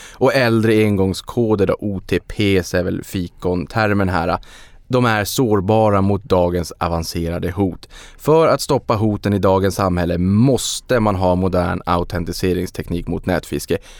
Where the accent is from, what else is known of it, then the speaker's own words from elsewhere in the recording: Sweden; som svensk